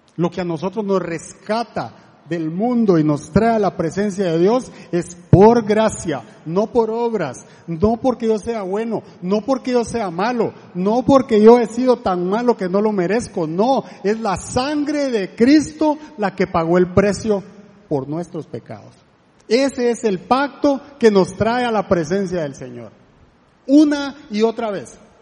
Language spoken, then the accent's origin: Spanish; La Gomera, Escuintla, Guatemala; now in Costa Rica; yo soy de Guatemala, eh, de un lugar que se llama La Gomera